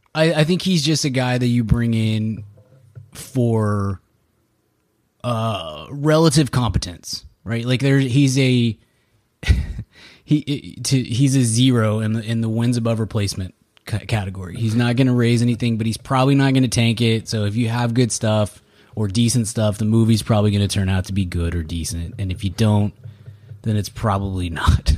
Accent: Texas, United States; we're Texan and I grew up on, on Texas history

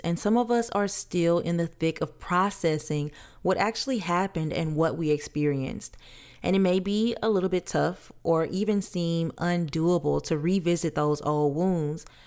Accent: Louisiana, United States; I'm from Louisiana

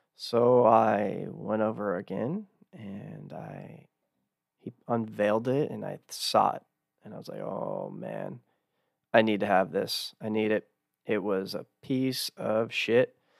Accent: Texas, United States; growing up in Texas

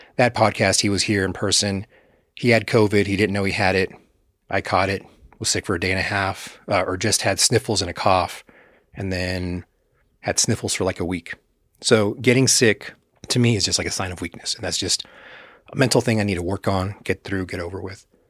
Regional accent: Texas, United States; growing up in Texas, conservative state, especially in the eighties and nineties

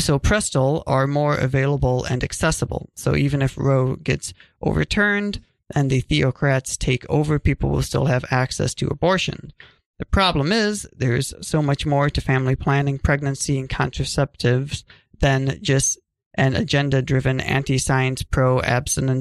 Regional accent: Minnesota, United States; I'm from Minnesota.

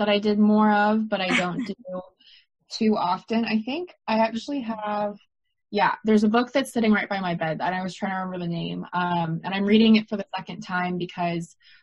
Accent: United States; also born or lived in London; it's even harder as an American because I need someone to give me a work visa

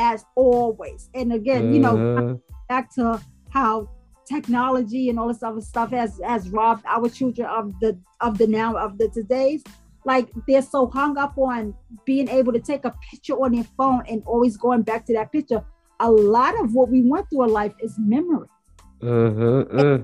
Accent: Louisiana, United States; moved away; also born or lived in Bronx, New York / North Carolina; I was raised in the South

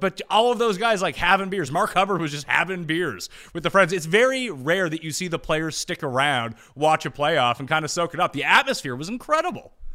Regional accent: Canada; we are in the unique position of being Canadian

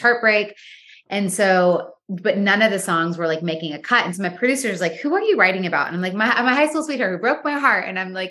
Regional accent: Michigan, United States; moved away as an adult; also born or lived in New York / Los Angeles; I am from Michigan. Yeah. I was born and raised there. And then I moved to I moved to New York when I was 18. And then I moved to LA when I was 19

